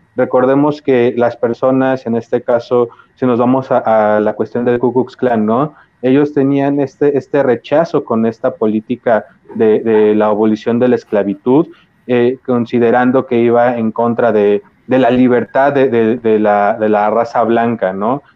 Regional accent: Mexico; somos mexicanos

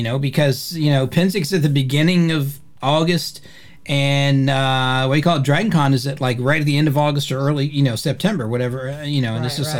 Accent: Indianapolis, Indiana, United States; born there; and I was born in the Midwest. I was born in Indianapolis, Indiana. So, and they've got a distinctive accent there as well.

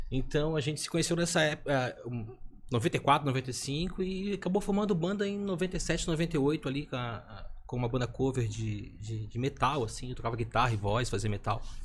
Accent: Florianópolis, Santa Catarina, Brazil; eu moro no Rio Tavares

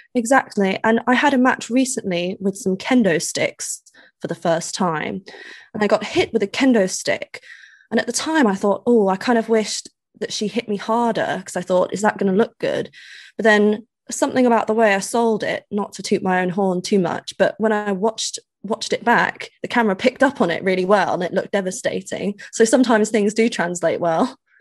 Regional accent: United Kingdom; accent: posh; they say I have a posh accent

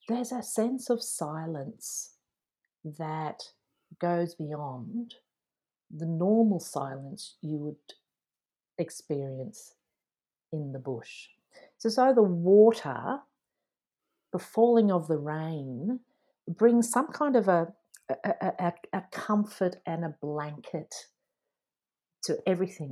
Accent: Dublin, Leinster, Ireland; now in Australia; born in Dublin, Ireland, and I spent my childhood there before emigrating to Australia.

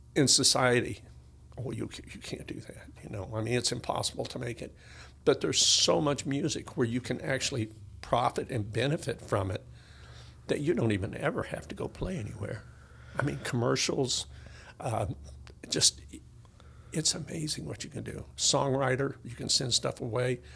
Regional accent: Tennessee, United States; I was born in Tennessee

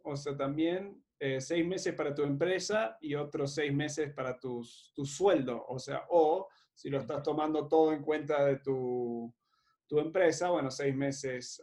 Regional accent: Uruguay; moved away; Cuando yo me fui de Uruguay en 2017

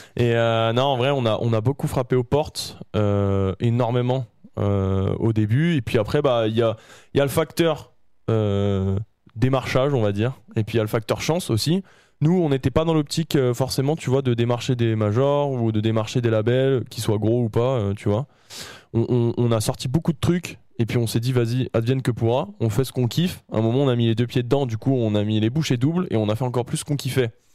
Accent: Saint-Étienne, Auvergne-Rhône-Alpes, France; les Stéphanois, je suis Stéphanois

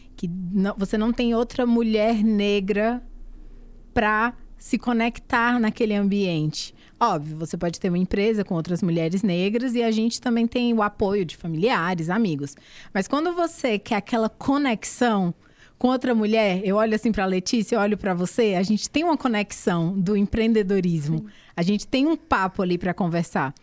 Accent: Barreiras, Bahia, Brazil; moved away as an adult; also born or lived in Salvador / Alagoas; now in São Paulo, Brazil; eu sou baiana, né? Eu nasci e fui criada no interior da Bahia, na cidade chamada Barreiras.

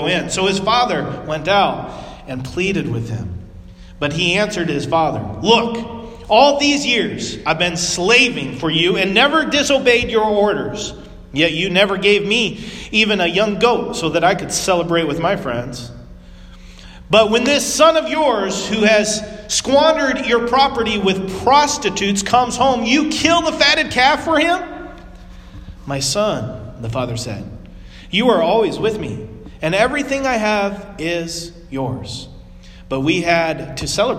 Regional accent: West Coast, United States; moved away; I grew up on the West Coast

